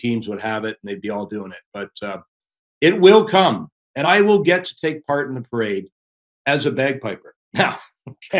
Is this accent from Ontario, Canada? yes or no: yes; Pickering, Ontario, Canada; we're from Pickering.